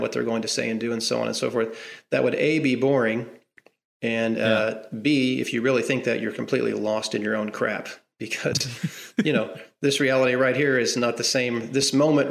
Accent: Southwest Missouri, United States; moved away as an adult; also born or lived in Arkansas / Texas; I'm from Southwest Missouri. I was born in Arkansas, raised in Southwest Missouri my whole life.

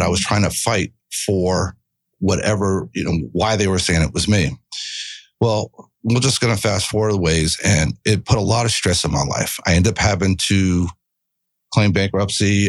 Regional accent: Miramar, Florida, United States; born or raised there; moved away as an adult; also born or lived in Miami, Florida

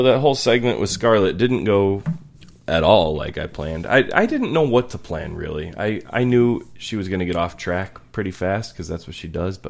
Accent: Lowell, Massachusetts, United States; Like, the house I grew up in Lowell was, in our neighborhood, always considered, like, the Halloween house, because we always decorated real big.

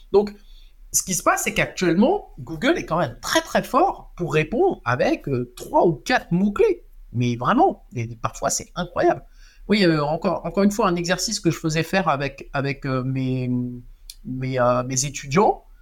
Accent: Strasbourg, Grand Est, France; je viens de Strasbourg

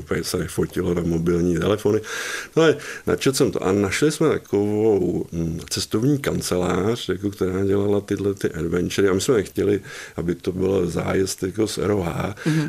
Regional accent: České Budějovice, South Bohemian Region, Czechia; jsem se narodil tady v Českých Budějovicích

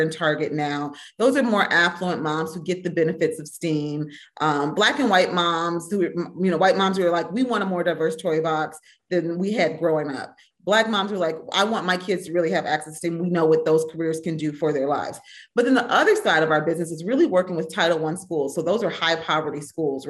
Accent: Minnesota, United States; Growing up in Minnesota in the 70s

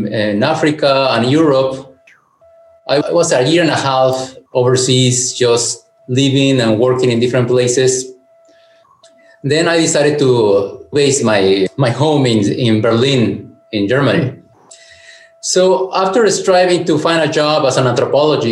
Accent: Mexico City, Mexico; moved away as an adult; also born or lived in San Cristóbal de las Casas, Chiapas; now in Veracruz, Mexico; I grew up in Mexico City.

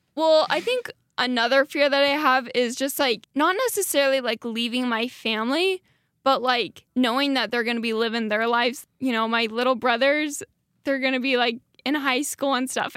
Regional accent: Dietrich, Idaho, United States; now in Rexburg, United States; I'm from a small town. It's called Dietrich, Idaho

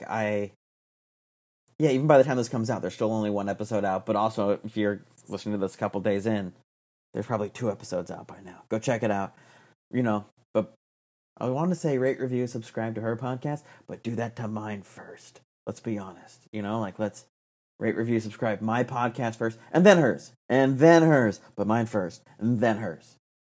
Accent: Arizona, United States; We're both from Arizona.

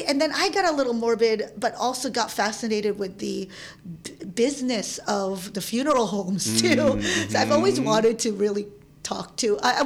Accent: Manila, Metro Manila, Philippines; now in San Francisco, United States; I am Filipino. I was born in the Philippines and in Manila. And I was raised by a village.

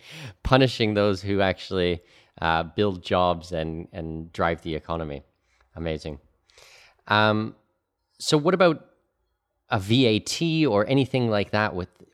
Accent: Canada; also born or lived in Middle East / Australia / Singapore / New Zealand; now in Panama; You know, I'm Canadian. I lived in the Middle East for 8 years. I lived in Australia and Singapore and New Zealand and all over the place. And now I live in Panama.

